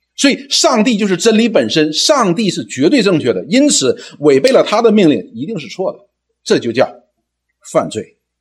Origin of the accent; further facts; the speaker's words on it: China; 我们中国人